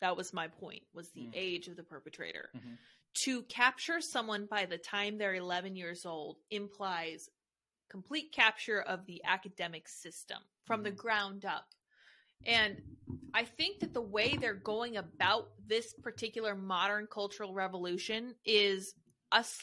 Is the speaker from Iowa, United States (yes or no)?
no; Colorado, United States; I am from Colorado